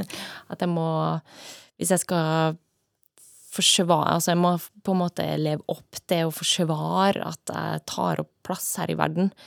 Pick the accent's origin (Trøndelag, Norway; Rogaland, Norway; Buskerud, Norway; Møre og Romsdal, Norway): Trøndelag, Norway; Trondheim; moved away; also born or lived in United States; Ja, jeg er oppvokst i Trondheim, eh, men flytta derfra ganske tidlig. Jeg eh, har bodd mye i utlandet, bodd mesteparten av tida i USA.